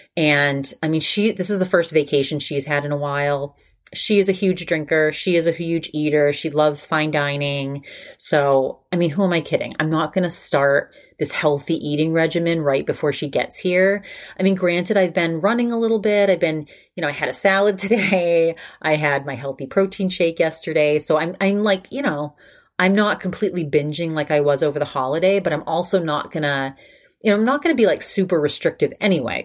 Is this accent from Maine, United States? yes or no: yes; Maine, United States; moved away; I'm from Maine